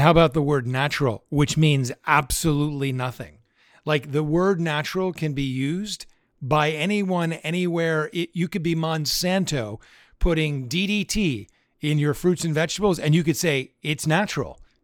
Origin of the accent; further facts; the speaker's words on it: Pittsburgh, Pennsylvania, United States; we grew up in Pittsburgh